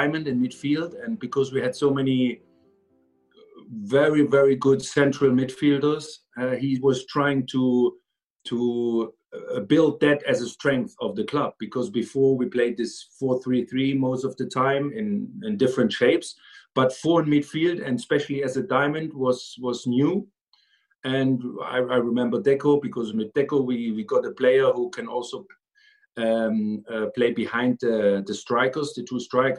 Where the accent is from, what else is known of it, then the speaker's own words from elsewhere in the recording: East Germany, Germany; moved away; I grew up in East Germany